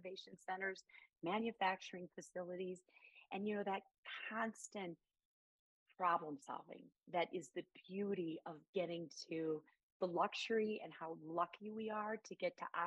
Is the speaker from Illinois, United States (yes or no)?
yes; near St. Louis, Illinois side, United States; moved away; also born or lived in Chicago, Illinois / Denver, Colorado; my hometown, you know, right on the border of St. Louis